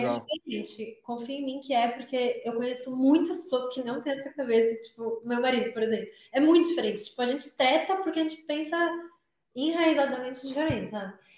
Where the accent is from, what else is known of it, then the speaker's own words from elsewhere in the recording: São Paulo, Brazil; moved away as an adult; now in United States; Eu sou de São Paulo